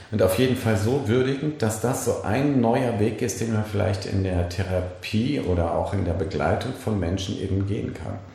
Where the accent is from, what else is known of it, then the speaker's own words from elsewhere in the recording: Bremen, Germany; ich komme aus Bremen diesbezüglich